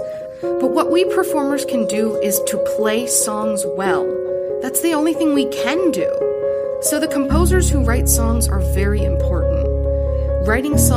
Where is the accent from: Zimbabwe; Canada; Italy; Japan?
Japan; Gifu; I am originally from Gifu Prefecture